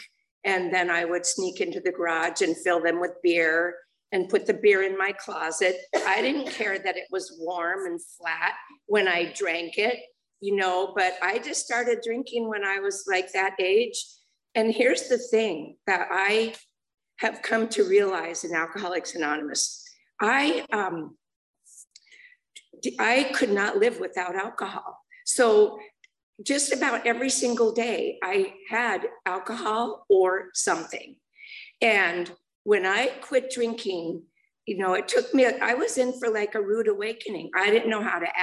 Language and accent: English; Los Angeles, California, United States; I grew up in the San Fernando Valley. And I was born in Los Angeles